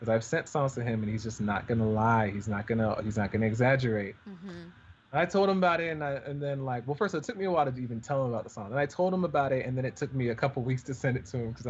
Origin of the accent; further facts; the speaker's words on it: Atlanta, Georgia, United States; also born or lived in Stone Mountain, Georgia / Los Angeles / Jamaica (ancestry); I grew up in Atlanta. My folks are Jamaican